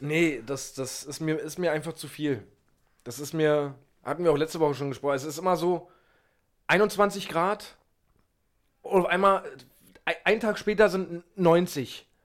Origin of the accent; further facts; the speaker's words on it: Berlin, Germany; den man als Berliner